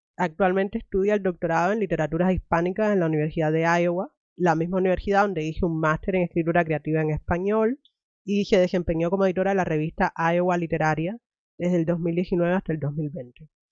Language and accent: Spanish; Cuba; yo soy cubana